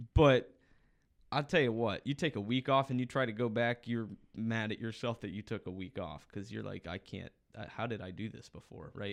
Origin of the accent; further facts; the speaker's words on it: Ohio, United States; growing up in Ohio